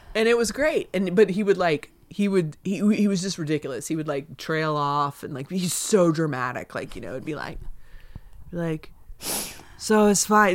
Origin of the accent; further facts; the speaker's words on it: Southeast, United States; now in Los Angeles, United States; I grew up in the Southeast